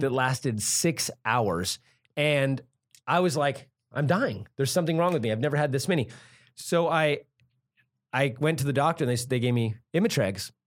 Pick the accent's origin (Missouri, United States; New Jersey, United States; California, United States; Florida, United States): California, United States; Santa Cruz; I grew up in Santa Cruz